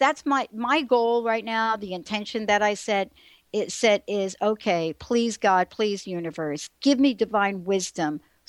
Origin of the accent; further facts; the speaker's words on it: United States; also born or lived in New Jersey; I grew up in New York and in New Jersey.